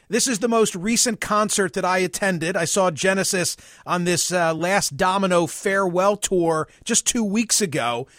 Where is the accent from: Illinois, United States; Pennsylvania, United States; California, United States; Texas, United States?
Pennsylvania, United States; Philadelphia; my hometown of Philadelphia